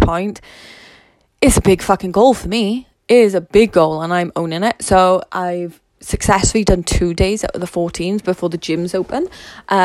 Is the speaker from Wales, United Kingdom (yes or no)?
yes; Wales, United Kingdom; I'm Welsh